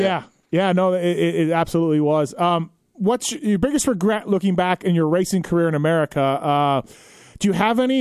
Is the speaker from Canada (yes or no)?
yes; Canada; moved away as an adult; now in United States; I'm Canadian